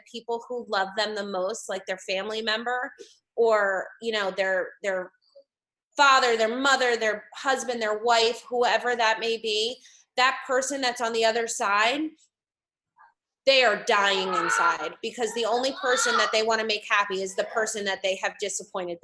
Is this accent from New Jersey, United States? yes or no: yes; West Windsor, New Jersey, United States; now in Allentown, United States; I grew up in West Windsor, New Jersey, which is like right outside of Princeton.